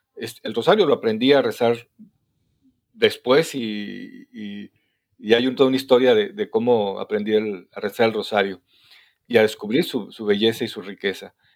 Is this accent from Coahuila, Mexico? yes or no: yes; Torreón, Coahuila, Mexico; now in Guadalajara, Mexico; yo soy de Torreón, Coahuila, soy norteño igual que ustedes